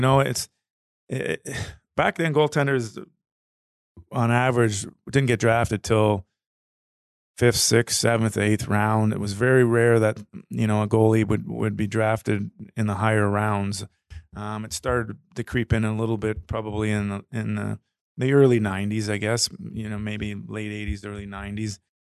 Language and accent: English; Toronto, Ontario, Canada; moved away as an adult; I grew up in Ontario, in Toronto area, but lived here, uh, longer, uh, through my adult.